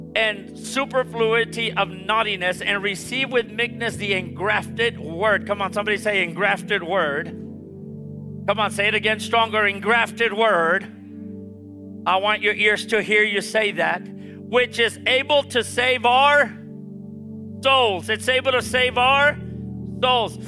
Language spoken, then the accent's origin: English; Harlingen, Texas, United States; I'm from Harlingen, and I remember that when we were growing up, the Lord gave my father and mother their first house